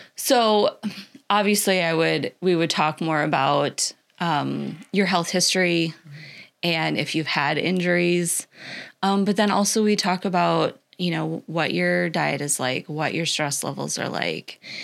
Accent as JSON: {"language": "English", "region": "Iowa", "country": "United States", "tie": "born or raised there", "also_born_or_lived": "Minnesota / Illinois", "moved": "as an adult", "lives_now": "Florida, United States", "said": "I grew up in Iowa."}